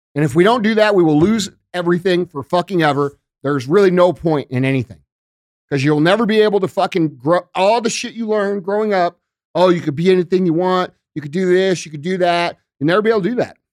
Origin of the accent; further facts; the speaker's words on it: St. Louis, Missouri, United States; I'm from Saint Louis and started here